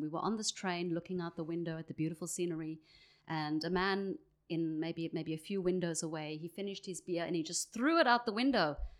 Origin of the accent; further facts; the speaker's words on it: Johannesburg, Gauteng, South Africa; accent: South African; moved away; I grew up in Johannesburg